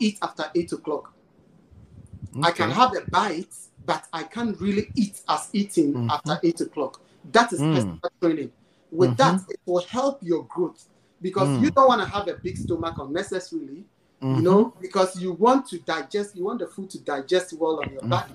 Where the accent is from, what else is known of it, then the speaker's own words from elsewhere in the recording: Ghana; Where we are coming from, we come from Africa, Ghana to be precise